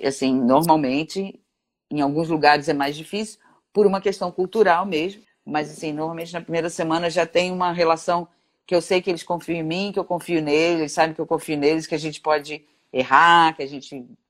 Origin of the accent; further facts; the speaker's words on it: Brazil; eu sou brasileira